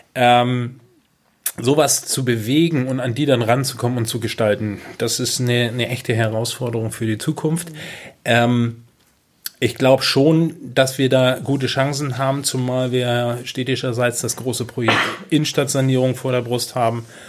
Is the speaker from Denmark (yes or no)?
no; Kropp, Schleswig-Holstein, Germany; Ich bin in Kropp aufgewachsen